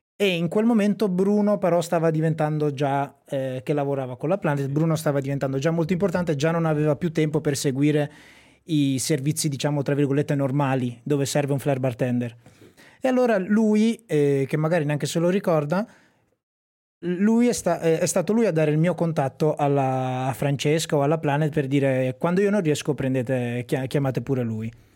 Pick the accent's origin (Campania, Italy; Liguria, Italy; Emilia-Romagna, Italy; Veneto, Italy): Emilia-Romagna, Italy; Sassuolo; io sono di Sassuolo, un paese vicino a Modena